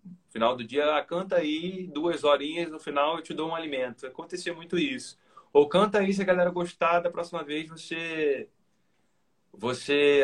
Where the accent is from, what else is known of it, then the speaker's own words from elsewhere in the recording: Mesquita, Rio de Janeiro, Brazil; also born or lived in Niterói / Recreio dos Bandeirantes, Rio de Janeiro; now in Rio de Janeiro, Brazil; eu não nasci em Niterói. Eu fui criado eu, né, da minha adolescência para adolescência fase adulta. Eu fui morar em Niterói, mas eu nasci na cidade de Mesquita, na, na, na, Baixada Fluminense do Rio de Janeiro